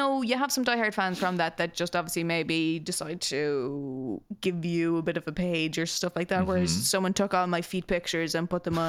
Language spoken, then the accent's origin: English; Nobber, Leinster, Ireland; born or raised there; moved away